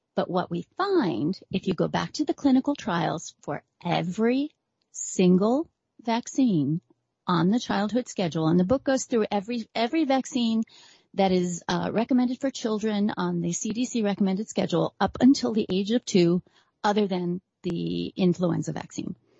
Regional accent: New York, United States; I'm a New Yorker going way back.

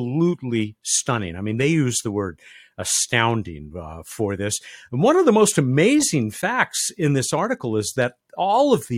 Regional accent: San Diego, California, United States; my hometown, San Diego, California

